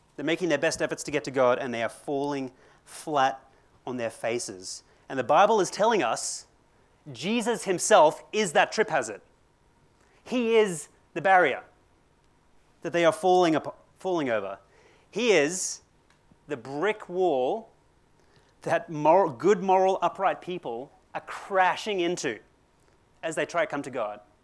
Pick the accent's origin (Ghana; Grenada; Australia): Australia; Brisbane, Queensland; also born or lived in Christchurch, New Zealand; I come from Brisbane